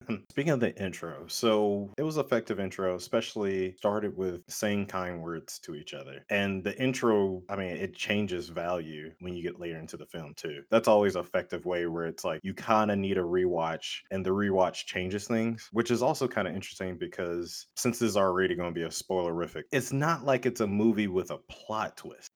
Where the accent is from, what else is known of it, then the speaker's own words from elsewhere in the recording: United States; as American male